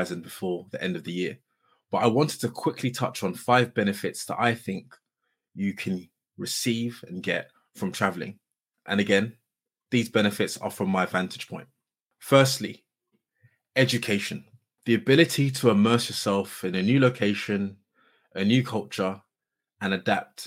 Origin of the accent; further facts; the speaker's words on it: Surrey, South East England, United Kingdom; where I grew up in Surrey